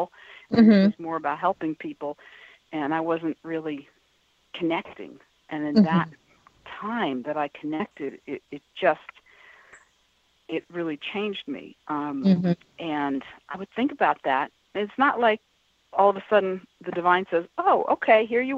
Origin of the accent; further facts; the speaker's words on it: New York City, New York, United States; moved away as an adult; also born or lived in Boston; I was born and raised in New York City, and here I am living in Boston